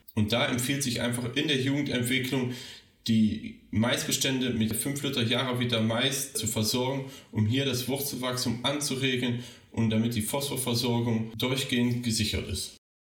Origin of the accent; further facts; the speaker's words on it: Rhineland, Germany; meine Heimat, das Rheinland